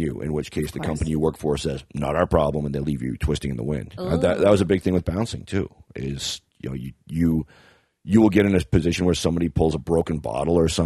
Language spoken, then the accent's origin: English; Kitchener, Ontario, Canada; I am from Kitchener, Ontario